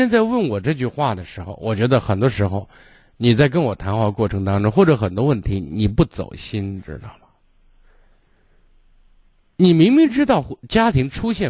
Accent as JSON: {"language": "Chinese", "region": "Shaanxi", "country": "China", "said": "就我们陕西人讲架在车子圆的让他让他给你噎呗"}